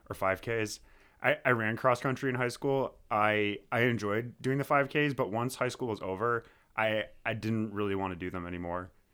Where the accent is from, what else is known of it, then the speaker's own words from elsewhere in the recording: Amherst, New York, United States; also born or lived in Buffalo, New York; I was born in Amherst, New York. I've been living and working in the Buffalo area for, for quite a while now